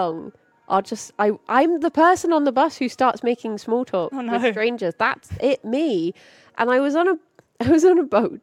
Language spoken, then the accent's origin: English; United Kingdom; I'm just very British.